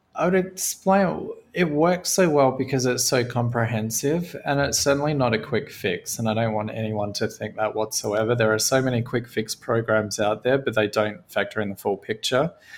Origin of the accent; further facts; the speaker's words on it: Australia; I grew up in Australia on a cattle farm